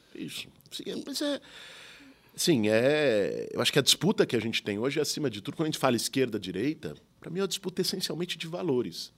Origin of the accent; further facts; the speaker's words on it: São Paulo, Brazil; Quando eu nasci, meus pais moravam em Pinheiros, numa travessa da Teodoro Sampaio. Depois, quando eu tinha já uns 10, 11 anos, foram para Perdizes